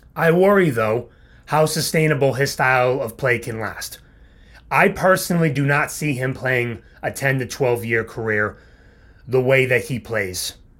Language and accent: English; New England, United States; I grew up in the New England area my whole life